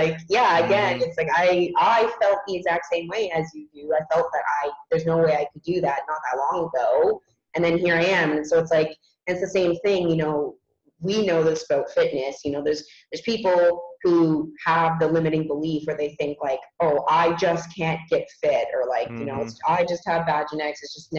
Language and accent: English; Canada; born there; I'm lucky that I was born in Canada and mm-hmm. have the passport that I do and come mm-hmm. from a wealthy country.